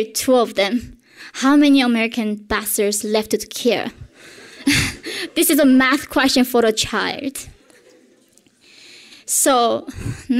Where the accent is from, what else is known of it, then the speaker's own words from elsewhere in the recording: North Korea; moved away; the world that I grew up in North Korea